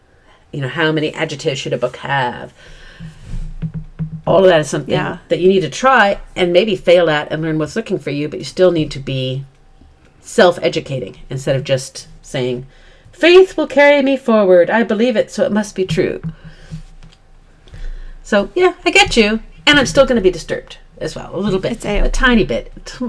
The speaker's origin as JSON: {"language": "English", "region": "South Dakota", "country": "United States", "tie": "born or raised there", "said": "We both grew up in fairly ruralish or free areas at a time point when children ran free, right? Yeah. I certainly was, because I'm from South Dakota"}